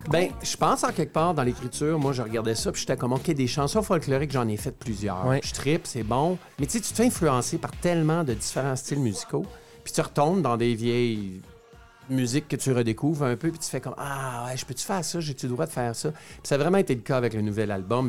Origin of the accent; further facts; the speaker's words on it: Ontario, Canada; je suis franco-ontarien